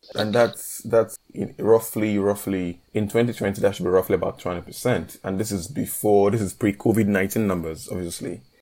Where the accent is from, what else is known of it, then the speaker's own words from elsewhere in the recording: Nigeria; moved away as an adult; now in Northern Cyprus; I am Nigerian